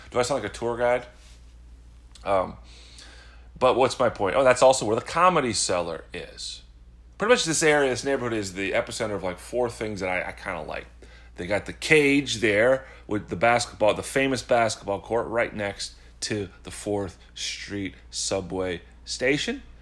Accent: Midwest, United States; now in New York, United States; a transplant, some jackass from the Midwest moving to New York. I've lived in New York four years. I'm a New Yorker now.

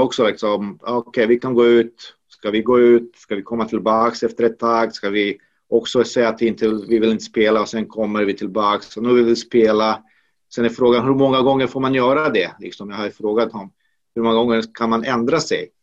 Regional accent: Banja Luka, Republika Srpska, Bosnia & Herzegovina; now in Sweden; Det finns en i Banja Luka, i min hemstad

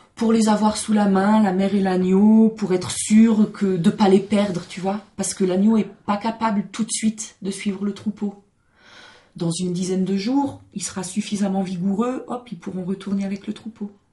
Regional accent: Alsace, Grand Est, France; moved away; also born or lived in Mizoën, Oisans; mes parents sont pas alsaciens, mais j'ai grandi là-bas

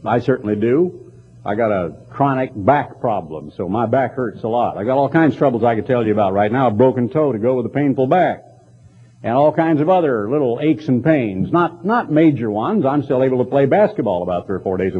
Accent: Oregon, United States; now in Texas, United States; I grew up in Oregon

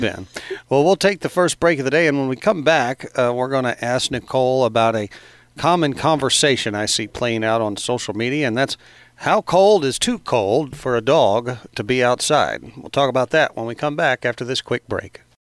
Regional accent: Carbondale, Illinois, United States; I grew up in Carbondale

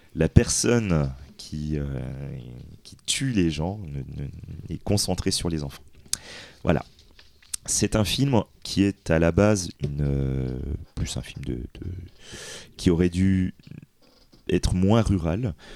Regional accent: France; nous en tant que Français

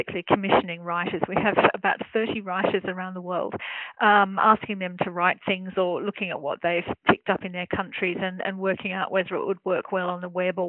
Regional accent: Australia; accent: Australian; now in Germany; I'm an Australian journalist, as you can probably tell by my accent, but I live and I work in Germany.

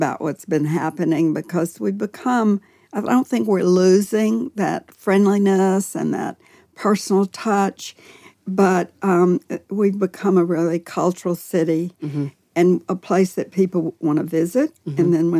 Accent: Nashville, Tennessee, United States; I was born in Nashville.

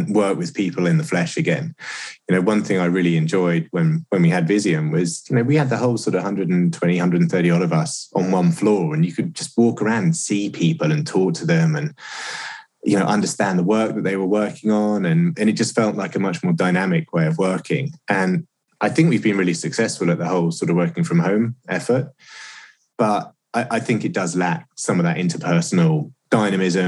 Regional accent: United Kingdom; moved away as an adult; now in United States; as a Brit in the US

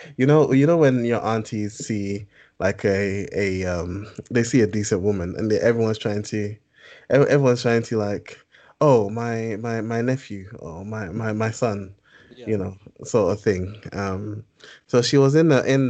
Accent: United Kingdom; also born or lived in Ghana; you are British by nationality and maybe for the majority of your life, but you're also Ghanaian by origin, you end up being too British

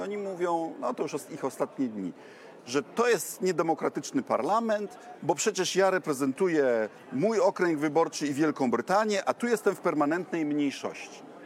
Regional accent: Bydgoszcz, Kuyavian-Pomeranian Voivodeship, Poland; u nas w Bydgoszczy

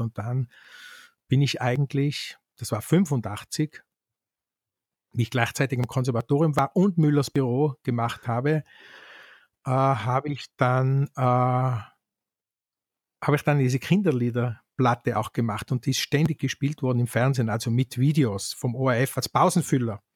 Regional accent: Kauns, Tyrol, Austria; in Kauns, um das beim Namen zu nennen, wo ich aufgewachsen bin

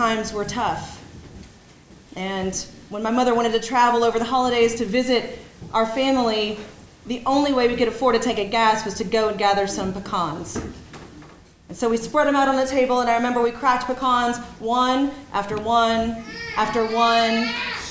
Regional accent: Lower Alabama, United States; moved away; my childhood growing up in Lower Alabama

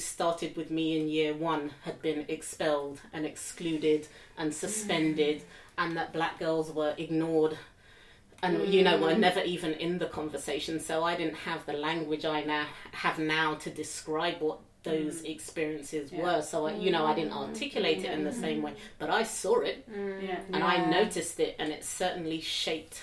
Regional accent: London, United Kingdom; I grew up in West Hampstead

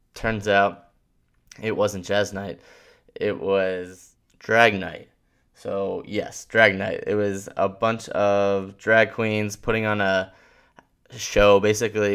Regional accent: Philadelphia, Pennsylvania, United States; being from the area and growing up here

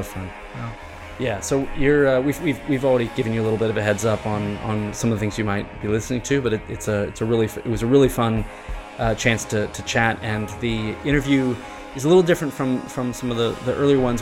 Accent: United States; now in Thailand; we're all American

